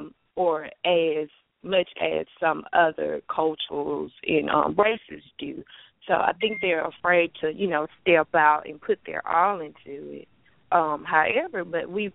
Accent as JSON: {"language": "English", "town": "Kruger", "region": "Mississippi", "country": "United States", "lives_now": "Hattiesburg, United States", "said": "from Kruger, Mississippi, currently residing in Hattiesburg."}